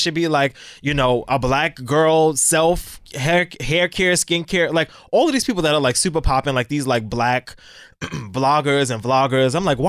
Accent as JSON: {"language": "English", "town": "New York City", "region": "New York", "country": "United States", "said": "I'm such a New Yorker."}